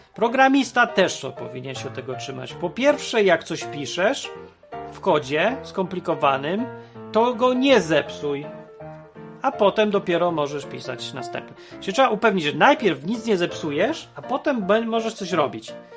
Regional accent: Poland; moved away; also born or lived in Ukraine / Warsaw / the West; się wychowałem w pie, w P R L-u

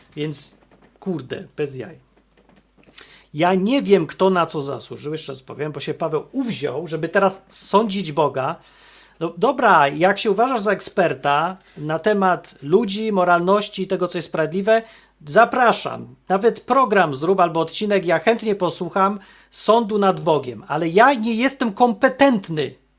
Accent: Poland; ja się urodziłem w Polsce

